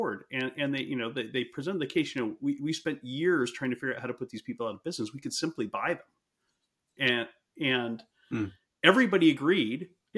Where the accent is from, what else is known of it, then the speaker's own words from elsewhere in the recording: United States; I'm being American